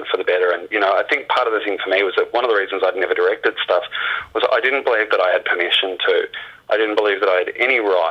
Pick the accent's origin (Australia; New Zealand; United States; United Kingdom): Australia; being an Australian filmmaker